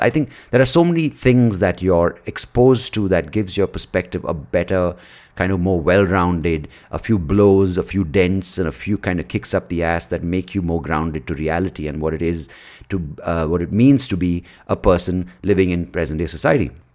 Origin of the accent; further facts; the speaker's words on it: India; we are one point two billion people